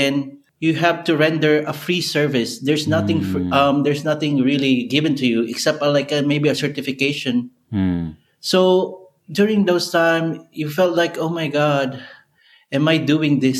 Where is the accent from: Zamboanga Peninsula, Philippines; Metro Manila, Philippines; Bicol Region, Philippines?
Bicol Region, Philippines; moved away as an adult; also born or lived in Manila, Philippines / Saudi Arabia / Suriname; now in England, United Kingdom; coming from a small town in Bicol, and I went to the big city